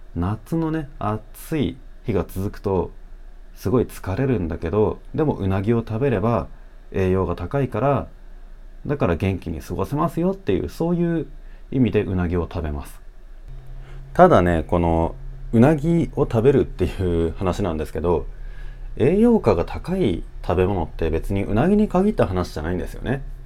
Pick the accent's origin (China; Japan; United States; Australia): Japan; 日本でね、生まれ育った俺